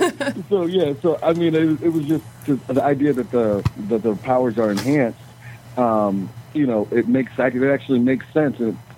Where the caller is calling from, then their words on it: Chicago, Illinois, United States; Calling from Chicago, Illinois.